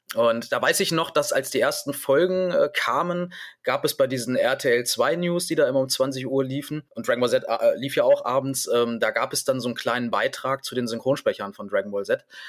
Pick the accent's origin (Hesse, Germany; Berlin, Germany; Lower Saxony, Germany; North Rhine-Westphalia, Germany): Lower Saxony, Germany; Hanover; ich bin ja Hannoveraner, deswegen hab ich, hatte ich zumindest nicht mit irgendeinem Dialekt äh, zu kämpfen